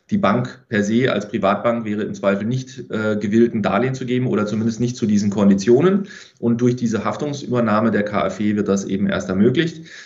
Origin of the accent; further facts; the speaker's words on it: Freiburg im Breisgau, Baden-Württemberg, Germany; Ich kenne also auch aus meiner Heimat, komme ursprünglich aus Freiburg im Breisgau